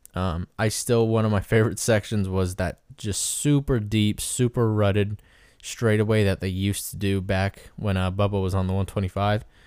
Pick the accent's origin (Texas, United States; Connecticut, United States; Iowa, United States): Iowa, United States; Indianola; at the farm, M X in Indianola, Iowa, which is my hometown.